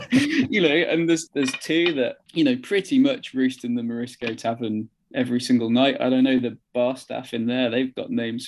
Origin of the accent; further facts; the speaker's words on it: Midlands, United Kingdom; also born or lived in Manchester; now in South England, United Kingdom; I was born in Manchester and we moved to the Midlands and now I'm in the South.